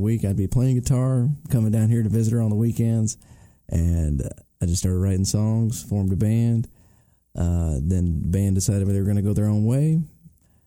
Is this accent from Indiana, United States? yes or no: yes; Clarksville, New Albany, Southern Indiana, United States; I'm from Southern Indiana, the Clarksville, New Albany